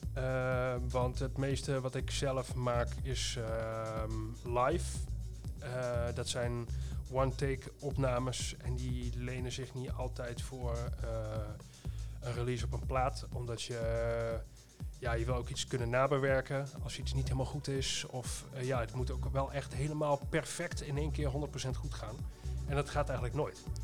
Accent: Twente, Overijssel, Netherlands; moved away; waar ik vandaan kom, is inderdaad Twente

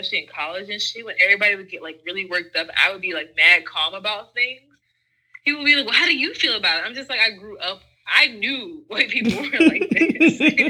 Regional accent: Virginia, Prince George's County, Maryland, United States; the way I grew up in Virginia and the way, like, I ended up growing up in PG is just two completely different things.

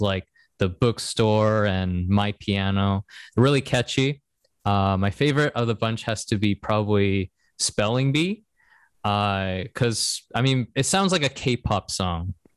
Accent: Seattle, Washington, United States; moved away as an adult; also born or lived in Korea; now in Japan; we're both from Seattle

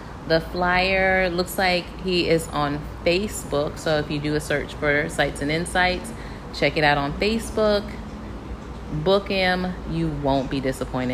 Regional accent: Charleston, South Carolina, United States; moved away; I grew up in Charleston

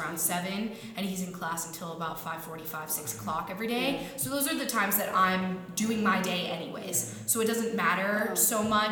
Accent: Pepperell, Massachusetts, United States; I'm from Pepperell, Mass, and I went to North Middlesex Regional High School

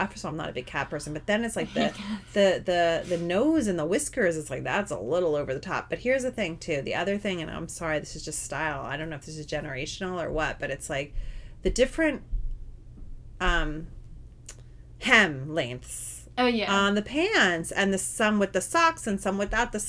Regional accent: New Jersey, United States; we're both from New Jersey

